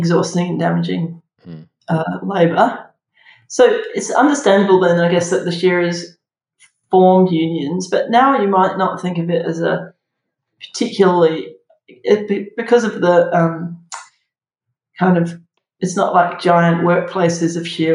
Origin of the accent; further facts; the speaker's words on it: Somerset, South West England, United Kingdom; when I was growing up in Somerset, sort of half on a farm that had sheep